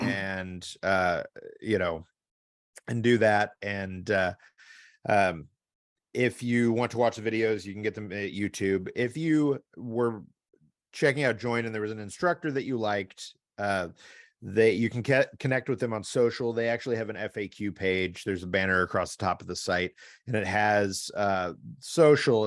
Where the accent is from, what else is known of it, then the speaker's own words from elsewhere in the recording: Midwest, United States; as a Midwesterner